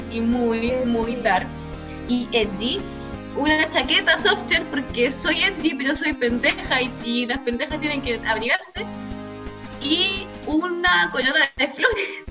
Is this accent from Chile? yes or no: yes; southern Chile, Chile; yo tampoco soy de Santiago, yo soy del sur, no voy a especificar de dónde, pero soy